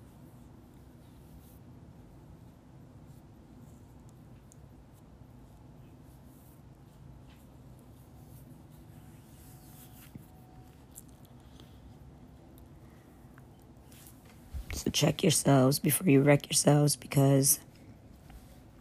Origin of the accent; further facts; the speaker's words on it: Khambhat, Gujarat, India; I was born on November 1st, 1986 in Cambay, India.